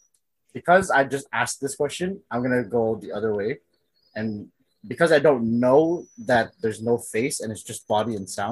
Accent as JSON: {"language": "English", "town": "Toronto", "region": "Ontario", "country": "Canada", "tie": "born or raised there", "also_born_or_lived": "Vaughan", "said": "Bro, man's were born in Toronto, dog. Yo, man's been born and raised in Bathurst and St. Clair West."}